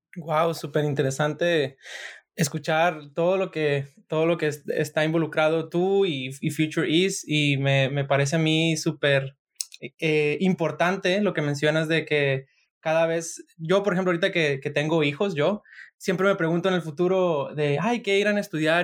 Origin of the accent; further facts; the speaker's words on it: Sinaloa, Mexico; yo soy de Sinaloa